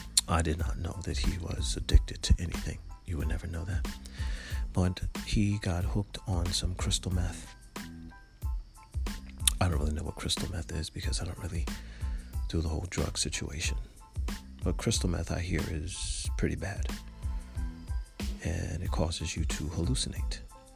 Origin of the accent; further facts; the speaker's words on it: Florida, United States; And I was from Florida.